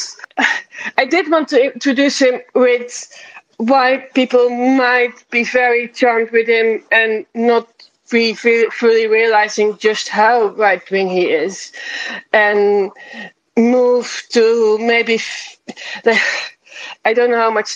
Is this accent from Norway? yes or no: no; Netherlands; the resident Dutch person